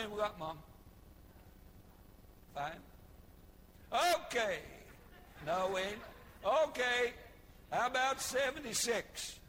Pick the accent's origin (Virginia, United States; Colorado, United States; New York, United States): Colorado, United States